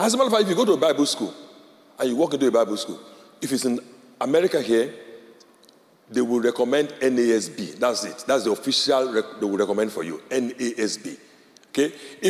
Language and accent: English; Nigeria; first language Yoruba; English is a second language; So I speak, my native language is Yoruba, and I speak English language.